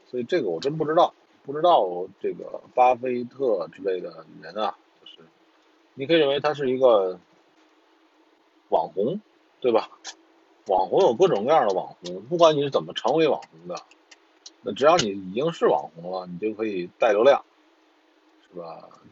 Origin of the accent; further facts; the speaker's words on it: China; 我们中国人